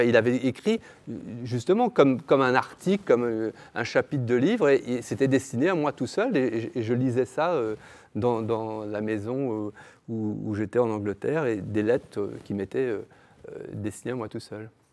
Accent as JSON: {"language": "French", "town": "Brussels", "region": "Brussels-Capital Region", "country": "Belgium", "tie": "born or raised there", "moved": "yes", "lives_now": "Berlin, Germany", "said": "je suis belge, je suis bruxellois, et nous avions Eddy Merckx. Quand j'étais petit, il y avait Eddy Merckx."}